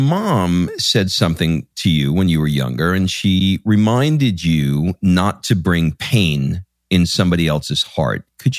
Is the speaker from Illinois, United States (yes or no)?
no; New York City, New York, United States; I grew up in Queens.